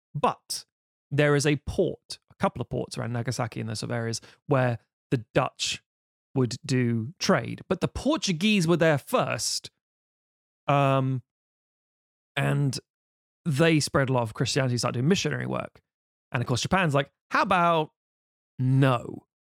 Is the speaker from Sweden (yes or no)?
no; United Kingdom; being British.